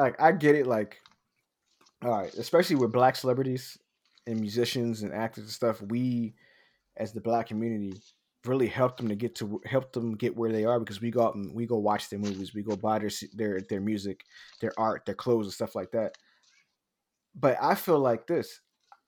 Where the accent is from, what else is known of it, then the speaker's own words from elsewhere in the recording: Philadelphia, Pennsylvania, United States; Because I'm from North Philadelphia. I'm from the hood.